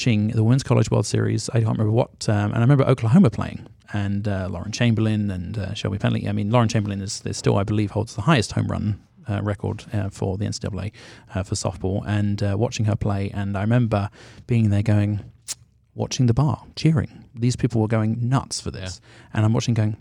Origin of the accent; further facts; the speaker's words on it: London, United Kingdom; now in United States; I grew up in Northwest London